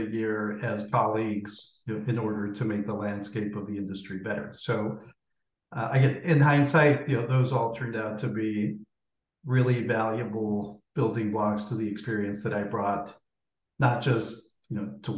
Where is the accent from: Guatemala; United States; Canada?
Guatemala; moved away; I grew up in Guatemala